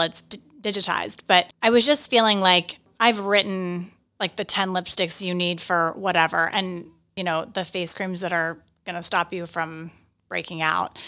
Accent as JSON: {"language": "English", "town": "Johnstown", "region": "Pennsylvania", "country": "United States", "tie": "born or raised there", "also_born_or_lived": "New York", "moved": "yes", "lives_now": "Westchester, United States", "said": "My hometown is Johnstown, Pennsylvania"}